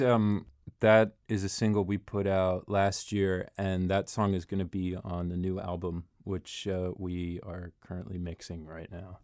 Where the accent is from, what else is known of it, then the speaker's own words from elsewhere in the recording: Rockville, Maryland, United States; moved away as an adult; now in Washington, D.C., United States; I grew up in Maryland. I grew up in Rockville